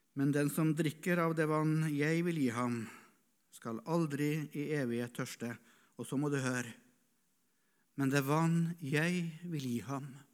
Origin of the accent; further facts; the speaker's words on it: Norway; Jeg satt som gutt i Misjonsforeninga hjemme på Rødde